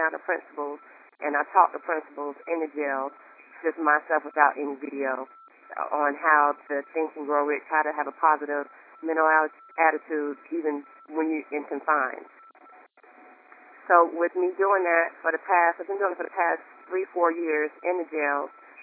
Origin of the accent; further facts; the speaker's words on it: North Carolina, United States; also born or lived in Raleigh, North Carolina; I'm from North Carolina. I live in Raleigh, North Carolina.